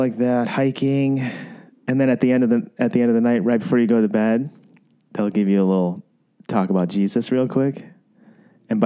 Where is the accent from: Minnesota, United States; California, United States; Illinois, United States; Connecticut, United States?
Illinois, United States; I'm from Illinois